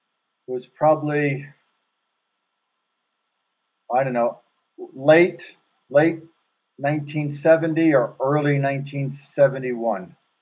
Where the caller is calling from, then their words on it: Wichita, Kansas, United States; Wichita, Kansas.